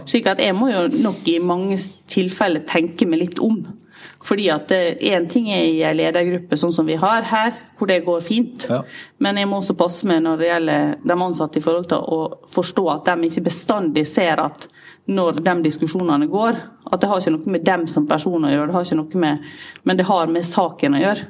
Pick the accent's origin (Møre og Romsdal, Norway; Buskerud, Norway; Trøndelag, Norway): Møre og Romsdal, Norway; Sunnmøre; jeg er sunnmøring